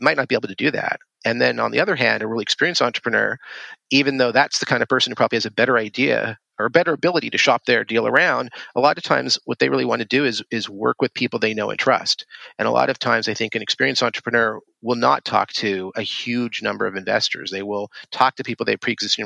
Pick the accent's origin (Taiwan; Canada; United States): Canada; I grew up in Canada